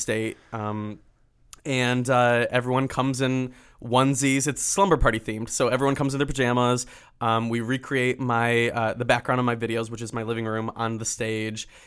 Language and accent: English; Michigan, United States; I'm from Michigan